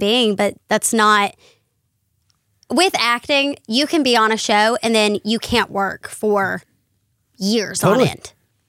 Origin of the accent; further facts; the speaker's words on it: North Carolina, United States; I grew up in North Carolina